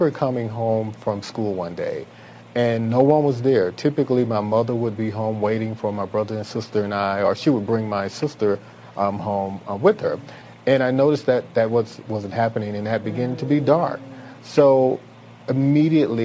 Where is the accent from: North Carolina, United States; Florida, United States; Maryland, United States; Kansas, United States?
Florida, United States; Belle Glade; also born or lived in Georgia; I am from Belgrade, Florida. Belgrade is located in Palm Beach County